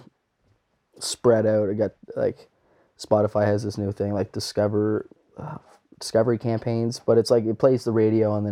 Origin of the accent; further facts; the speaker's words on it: New Glasgow, Nova Scotia, Canada; a lot of people from home, like New Glasgow and Pictou County area